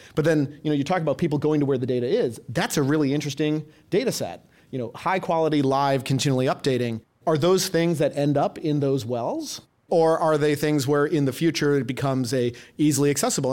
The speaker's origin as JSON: {"language": "English", "town": "Madison", "region": "Wisconsin", "country": "United States", "tie": "born or raised there", "said": "I grew up in the Midwest in, uh, Madison, Wisconsin"}